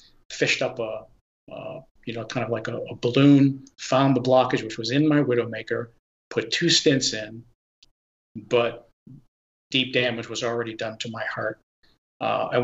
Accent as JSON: {"language": "English", "town": "Pittsburgh", "region": "Pennsylvania", "country": "United States", "moved": "yes", "said": "I'm originally from the Pittsburgh area"}